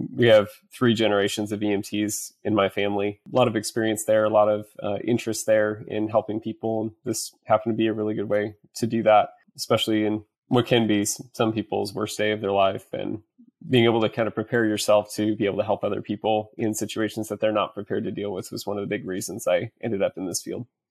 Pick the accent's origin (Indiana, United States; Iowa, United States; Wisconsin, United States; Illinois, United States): Iowa, United States; central; moved away as an adult; now in Dallas, United States; I currently live in Dallas, Texas, originally from central Iowa